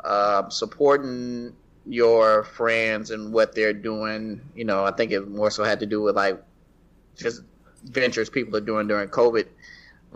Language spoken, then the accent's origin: English; the South, United States; I'm Black and I'm from the South